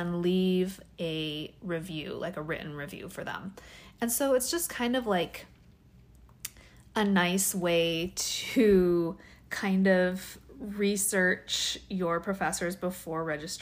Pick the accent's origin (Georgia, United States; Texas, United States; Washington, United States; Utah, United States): Washington, United States; now in California, United States; I'm from Washington. Washington